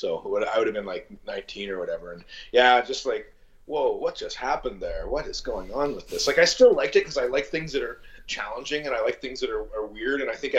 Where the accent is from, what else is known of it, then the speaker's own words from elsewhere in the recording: Niagara Falls, Ontario, Canada; moved away as an adult; now in London, Canada; growing up in Niagara Falls